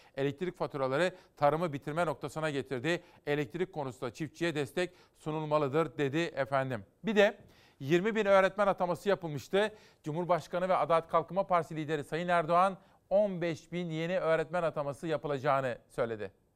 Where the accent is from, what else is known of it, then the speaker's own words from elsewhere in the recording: Simav, Kütahya, Turkey; 4 Eylül'de Simav'da kurutuldu benim doğum yerim.